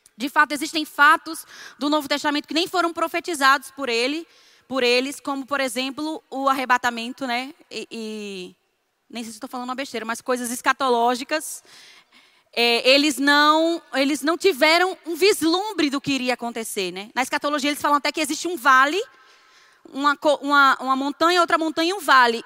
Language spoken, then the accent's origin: Portuguese; Northeast Region, Brazil; Eu, eu não nasci na, no Nordeste, mas cresci, graças a Deus. É, antigamente, aqui no Nordeste